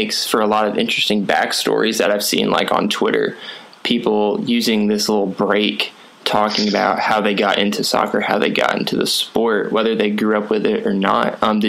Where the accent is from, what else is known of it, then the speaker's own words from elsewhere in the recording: Atlanta, Georgia, United States; I'm from Atlanta too.